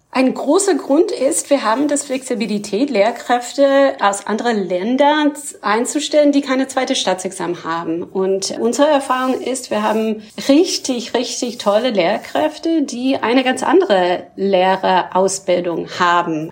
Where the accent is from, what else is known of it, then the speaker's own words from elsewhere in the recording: Canada; German is a second language; moved away as an adult; also born or lived in Ontario; now in Berlin, Germany; Ich komme allerdings ursprünglich aus Kanada